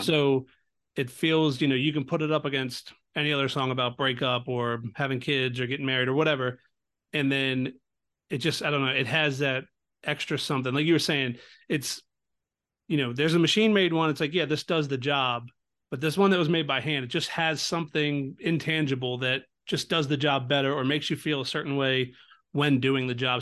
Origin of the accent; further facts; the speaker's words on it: Baltimore, Maryland, United States; I'm from Baltimore, so not far